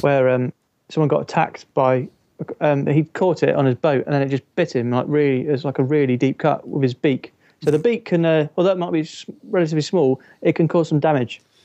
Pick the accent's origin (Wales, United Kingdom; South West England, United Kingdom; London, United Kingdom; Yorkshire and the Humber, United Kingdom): South West England, United Kingdom; Stroud; now in Edinburgh, United Kingdom; Stroud, which is my hometown.